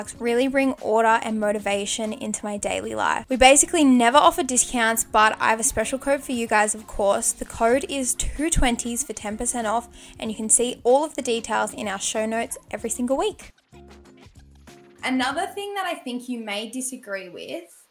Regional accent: Australia; I'm an Aussie gal

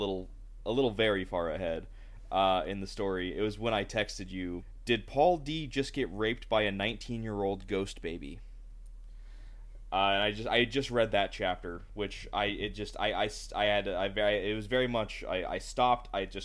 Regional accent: United States; as an American

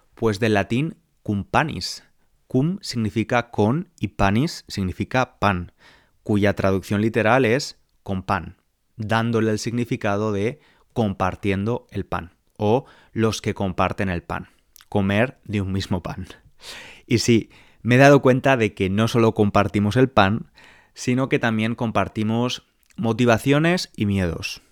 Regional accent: Spain; now in London, United Kingdom; nací en España, vivo en Londres, Inglaterra, en la actualidad

